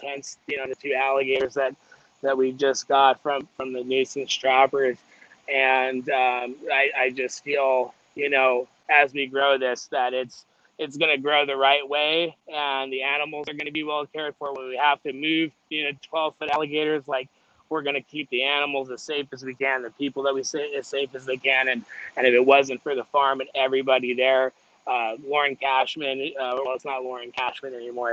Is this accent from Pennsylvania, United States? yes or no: no; Las Vegas, Nevada, United States; moved away; I grew up in Las Vegas